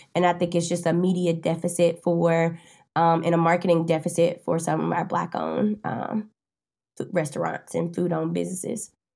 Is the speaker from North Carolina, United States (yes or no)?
yes; Winston-Salem, North Carolina, United States; now in Charlotte, United States; I'm originally from Winston-Salem, North Carolina